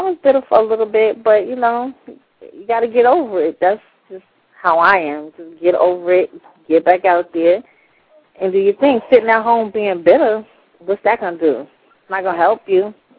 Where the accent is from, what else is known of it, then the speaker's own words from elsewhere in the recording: New York City, New York, United States; growing up in New York